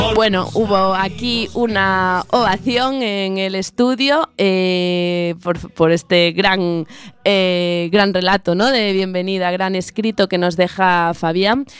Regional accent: Vigo, Galicia, Spain; somos los dos de Vigo

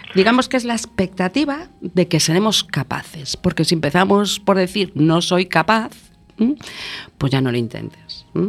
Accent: Galicia, Spain; como buena gallega que soy

